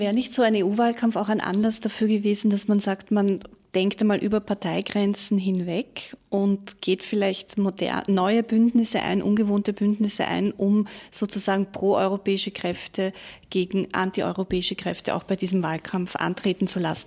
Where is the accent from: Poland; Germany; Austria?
Austria; Bei uns in Österreich